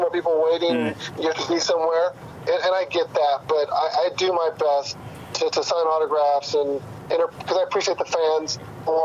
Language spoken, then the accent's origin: English; Northern California, United States; I grew up in Northern California, so I was a Raider fan